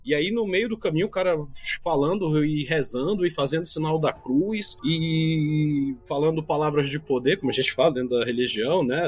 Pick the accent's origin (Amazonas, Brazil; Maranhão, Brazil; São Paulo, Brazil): Amazonas, Brazil; Manaus; also born or lived in Ceará, Brazil; moro em Manaus, apesar de que sou cearense de nascimento, mas vim para cá muito cedo, então a minha vida sempre foi dividida entre o norte e o nordeste